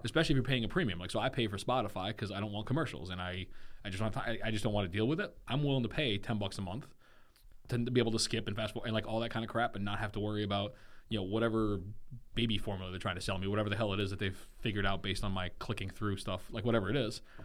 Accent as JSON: {"language": "English", "country": "Germany", "tie": "born or raised there", "moved": "yes", "lives_now": "United States", "said": "I grew up in Germany"}